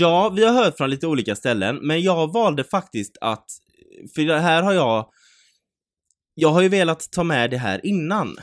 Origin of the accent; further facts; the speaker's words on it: Mölndal, Västra Götaland, Sweden; Ja, alltså vi är från Möndal